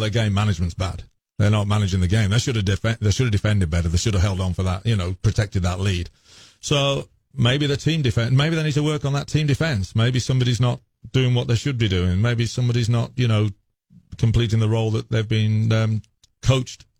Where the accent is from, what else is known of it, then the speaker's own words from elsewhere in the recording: Wolverhampton, West Midlands, United Kingdom; moved away as an adult; now in Knoxville, United States; I'm from Wolverhampton in England